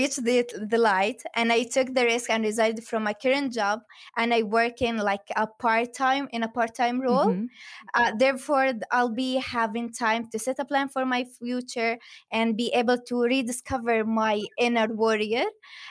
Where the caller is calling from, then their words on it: West Bank, Palestine; Well, I'm in Ramallah right now. I traveled from my village to my work today. It's like 10 minutes, 15 minutes away from Ramallah.